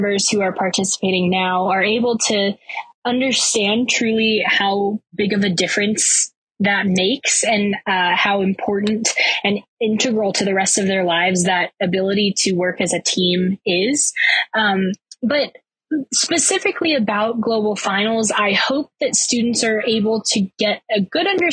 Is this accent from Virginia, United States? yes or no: yes; Virginia Beach, Virginia, United States; I'm from Virginia Beach, Virginia